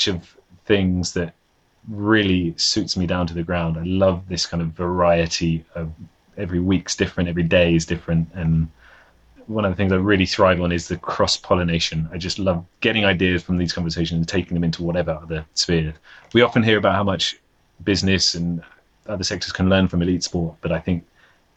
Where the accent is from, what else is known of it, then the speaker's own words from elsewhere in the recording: London, United Kingdom; moved away as an adult; now in Copenhagen, Denmark; I'm from London. So London was my hometown